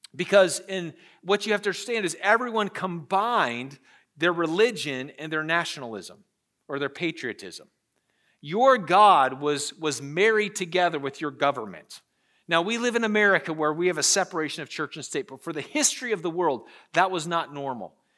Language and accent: English; Pennsylvania, United States; moved away as an adult; now in Charlotte, United States; I'm from Pennsylvania. Uh, I was a Yankee.